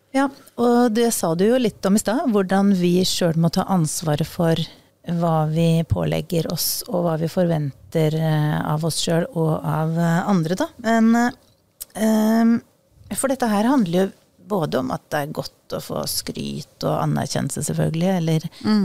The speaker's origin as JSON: {"language": "Norwegian", "region": "Eastern Norway", "country": "Norway", "accent": "østlending (Eastern Norwegian)", "said": "jeg er østlending"}